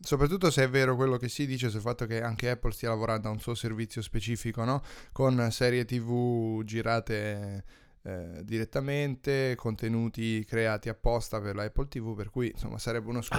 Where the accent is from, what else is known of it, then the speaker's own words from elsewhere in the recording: Tuscany, Italy; dalle mie parti